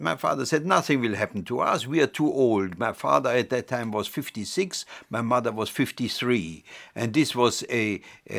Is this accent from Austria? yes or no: yes; Vienna, Austria; moved away; I was born 1921 in Vienna, in Austria